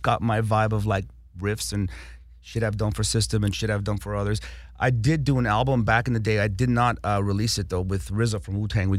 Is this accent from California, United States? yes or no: yes; Los Angeles, California, United States; also born or lived in Armenia; I grew up on Kingsley Drive. Like the story I told you about coming to America, we landed on Kingsley Drive in Hollywood, North Kingsley Drive.